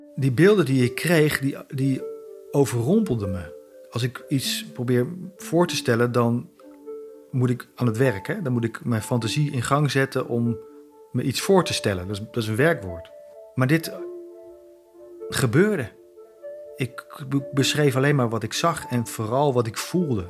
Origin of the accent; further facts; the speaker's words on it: Zutphen, Gelderland, Netherlands; Ik zeg ja, Zutphen.